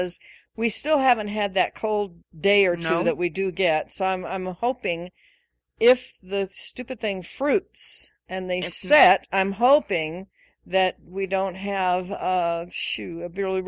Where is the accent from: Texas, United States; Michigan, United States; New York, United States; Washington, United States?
Washington, United States; moved away; I grew up in Washington State, various parts of Washington State, where, for the most part, there were four distinct seasons